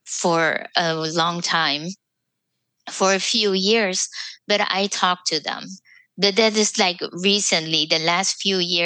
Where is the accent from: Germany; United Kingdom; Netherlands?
Netherlands; moved away as an adult; now in United States; I was from the Netherlands. I was a nurse, but I couldn't use my diploma in the United States.